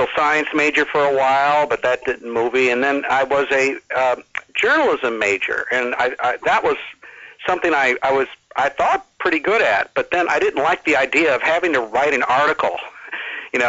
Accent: Minnesota, United States; now in Alabama, United States; I'm originally from Minnesota. I teach at the University of Alabama in the history department.

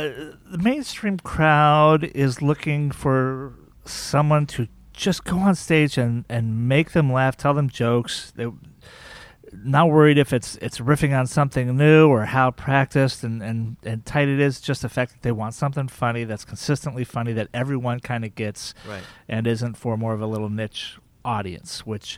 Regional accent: Key West, Florida, United States; And then we settled in Key West, Florida, and I went to high school there, and I consider that basically my hometown.

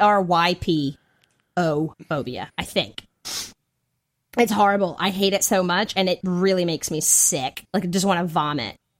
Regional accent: Hickory, North Carolina, United States; accent: Southern; moved away; living in North Carolina, like, in my hometown of Hickory

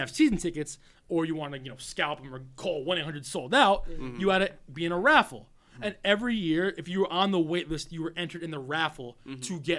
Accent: the Catskills, New York, United States; I grew up in the Catskills. I moved there when I was 8. Mm-hmm. It was an all-white redneck town, I was the blackest motherfucker there.

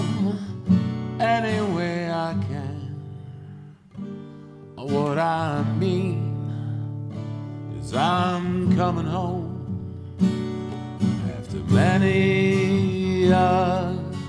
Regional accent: Chicago, Illinois, United States; moved away as an adult; now in Wisconsin, United States; I'm from Chicago

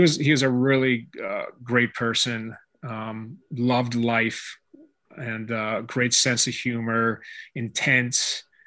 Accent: Pittsburgh, Pennsylvania, United States; moved away as an adult; now in California, United States; I'm from Pittsburgh, Pennsylvania, and uh, I moved to California to study martial arts under Dan Inosanto

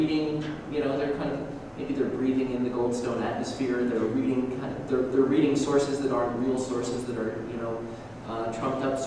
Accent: Canada; I'm a Canadian, not a German

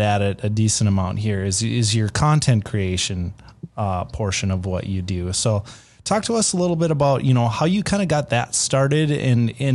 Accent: Minnesota, United States; now in North Dakota, United States; I grew up in Minnesota

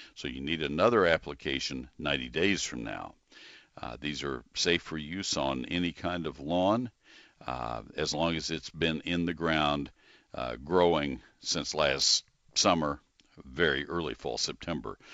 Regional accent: College Station, Texas, United States; I grew up in College Station, and I made a, a living as a high school kid

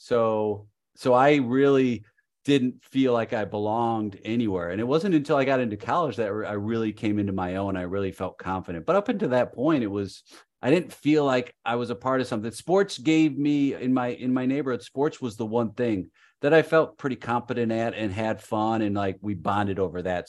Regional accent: Chicago, Illinois, United States; I'm from Chicago

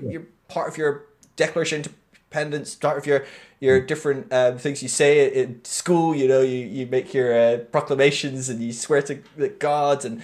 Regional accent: Scotland, United Kingdom; I'm Scottish

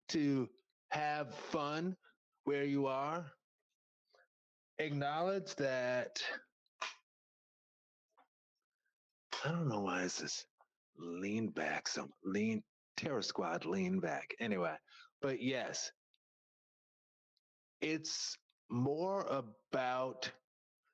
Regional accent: upstate New York, United States; moved away; I was born in New York City, right? And then I spent the first part of my childhood in upstate New York

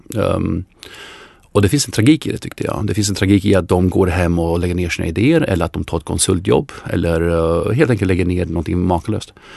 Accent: Sweden; oss som svenskar

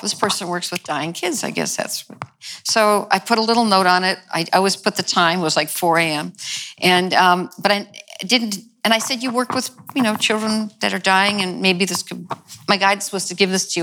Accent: New York, United States; also born or lived in The Bronx, New York / Long Island, New York / Italy (ancestry); I was raised in New York, mm-hmm. as you were, and in different parts in the Bronx and then Long Island

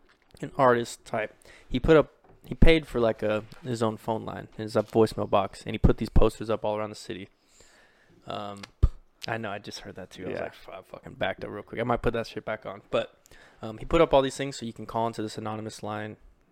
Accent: Kentucky, United States; I'm from Kentucky.

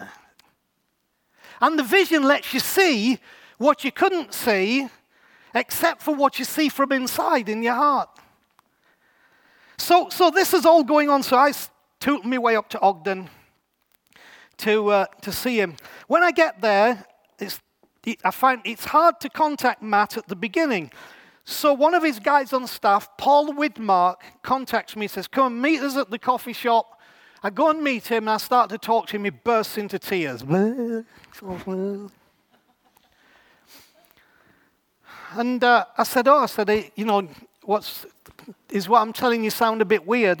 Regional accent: England, United Kingdom; here we are English people

